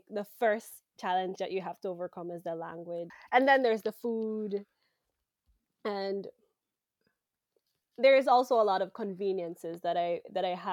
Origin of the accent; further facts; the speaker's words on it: Belize; first language English; moved away as an adult; now in Taiwan; I'm from Belize. That's a Central American country